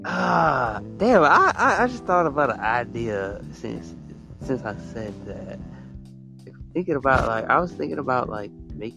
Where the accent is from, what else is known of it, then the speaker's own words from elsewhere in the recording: Alabama, United States; I'm from Alabama